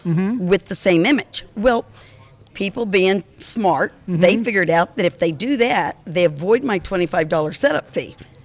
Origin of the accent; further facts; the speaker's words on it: Alaska, United States; Alaska, my home state